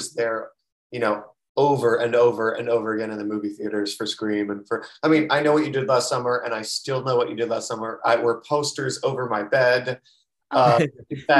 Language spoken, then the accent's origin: English; Florida, United States; also born or lived in New York City; now in Los Angeles, United States; I'm from the South, Florida.